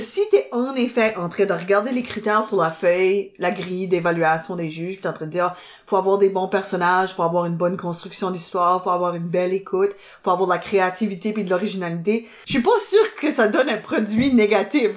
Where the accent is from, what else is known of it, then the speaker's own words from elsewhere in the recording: Dieppe, New Brunswick, Canada; moi je viens de Dieppe